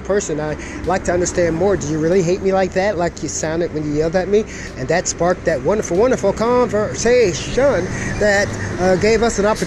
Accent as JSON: {"language": "English", "country": "United States", "said": "I'm an American"}